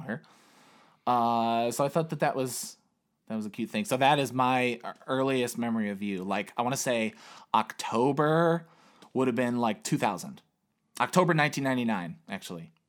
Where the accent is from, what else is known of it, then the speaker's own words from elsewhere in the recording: Chicago, Illinois, United States; I was born in Chicago, Illinois, on November thirteenth, nineteen eighty-six.